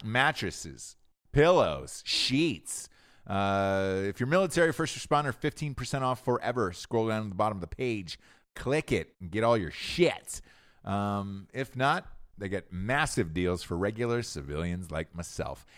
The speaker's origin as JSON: {"language": "English", "region": "Georgia", "country": "United States", "tie": "born or raised there", "moved": "yes", "said": "I'm from Georgia originally, right? And I'm looking, I look back at my high school people"}